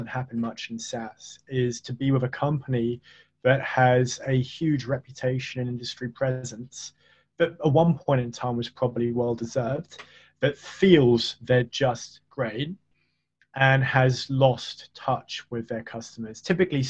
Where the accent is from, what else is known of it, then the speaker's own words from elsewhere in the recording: United Kingdom; I'm British